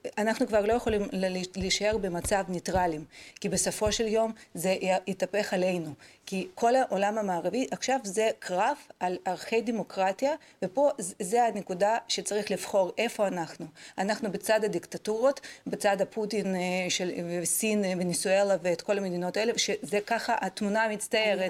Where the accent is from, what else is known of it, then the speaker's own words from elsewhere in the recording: Kherson, Kherson Oblast, Ukraine; now in Israel; מחרסון, מאיפה שאני